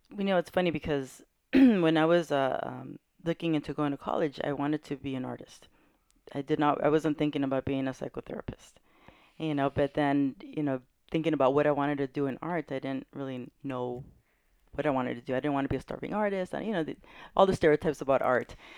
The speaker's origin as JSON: {"language": "English", "town": "Carson", "region": "California", "country": "United States", "tie": "born or raised there", "lives_now": "San Pedro, United States", "said": "I grew up in Carson."}